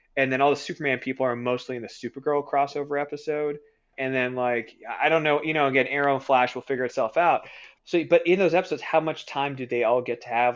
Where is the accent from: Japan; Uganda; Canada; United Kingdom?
Canada; I'm Canadian